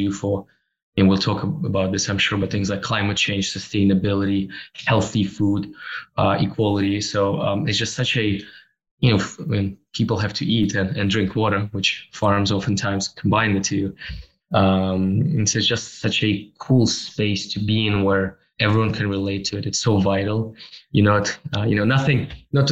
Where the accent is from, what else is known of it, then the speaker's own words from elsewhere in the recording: Russia; moved away as an adult; also born or lived in Toronto, Canada; born and raised in Russia, and then I moved to Canada in 2007, where in Toronto